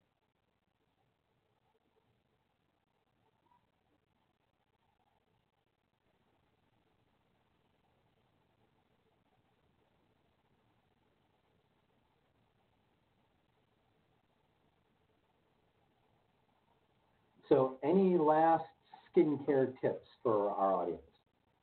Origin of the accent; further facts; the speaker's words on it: California, United States; I'm fine being the Californian.